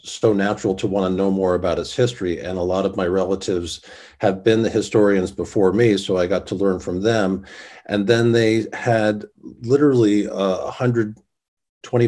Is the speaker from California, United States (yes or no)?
no; Hyde Park, New York, United States; moved away; also born or lived in Florida / Catskills; I'm originally from Hyde Park, New York, and my family's been in the Hyde Park, Poughkeepsie area for hundreds of years